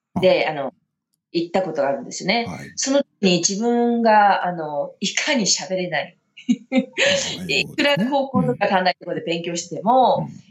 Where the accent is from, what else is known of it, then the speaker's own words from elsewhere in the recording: Sapporo, Hokkaido, Japan; now in Colorado, United States; 札幌の出身なんですけど